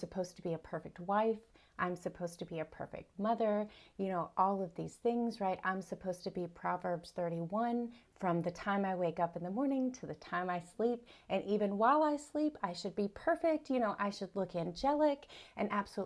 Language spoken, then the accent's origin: English; South Carolina, United States; I'm from South Carolina in the United States. I grew up here. I was born and raised here.